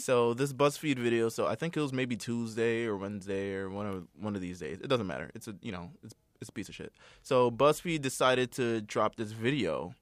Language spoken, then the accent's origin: English; East Coast, United States; I'm from the East Coast